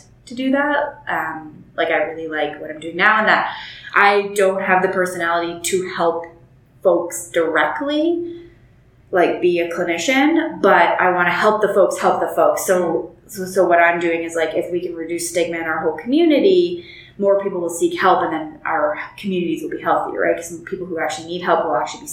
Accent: Northern Alberta, Canada; moved away as an adult; now in Calgary, Canada; I grew up in Northern Alberta

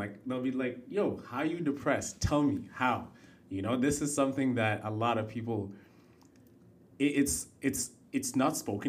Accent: Kenya; I come from Kenya. I've seen what the worst of the worst could be.

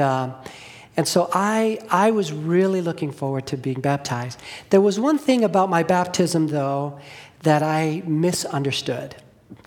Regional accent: Los Angeles, California, United States; I grew up in Los Angeles

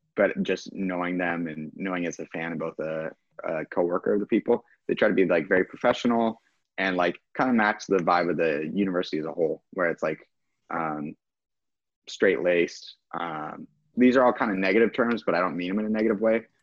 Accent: Kansas, United States; I'm from Kansas and a Packers fan

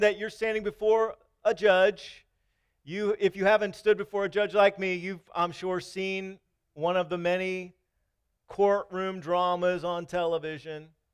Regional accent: Maryland, United States; moved away; also born or lived in Kentucky / Virginia; I was coming from Kentucky. I'm from Maryland

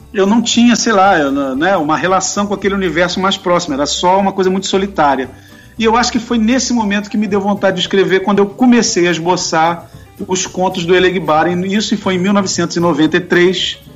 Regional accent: Rio de Janeiro, Brazil; Fui crescido, nascido e criado no Rio, na zona norte do Rio

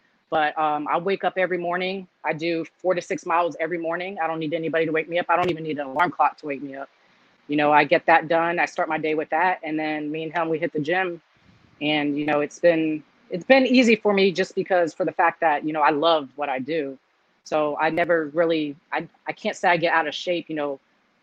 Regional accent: United States; I am Cuban blood, but I was born here in America

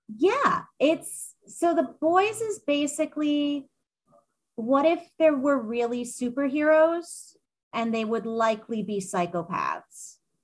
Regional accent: New York City, New York, United States; moved away as an adult; now in Seattle, United States; I was actually born and raised in Manhattan

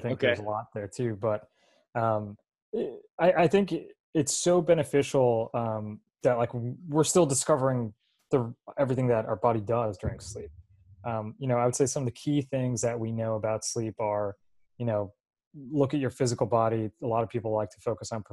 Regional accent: New Jersey, United States; as a kid growing up in New Jersey

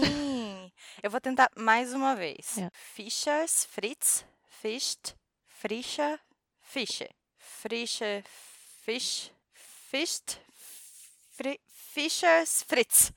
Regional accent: Brazil; now in Germany; eu sou brasileira, morando aqui na Alemanha

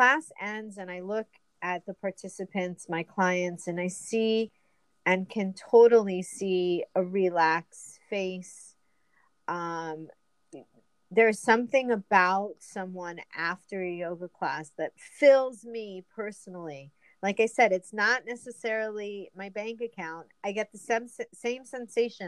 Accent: New York, United States; We're both from New York

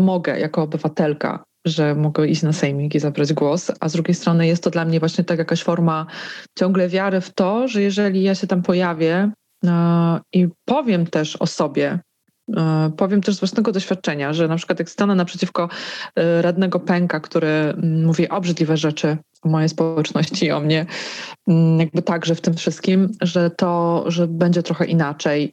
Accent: Żywiec, Silesian Voivodeship, Poland; moved away; Moje rodzinne miasto, 30-tysięczny żywiec, zawsze miałam o nim poczucie, że dość konserwatywne.

